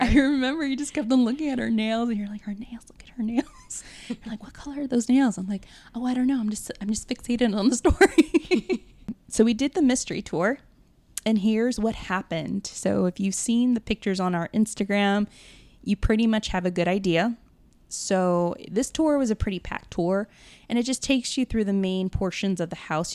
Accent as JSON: {"language": "English", "town": "New Orleans", "region": "Louisiana", "country": "United States", "moved": "yes", "lives_now": "Los Angeles, United States", "said": "I was from New Orleans"}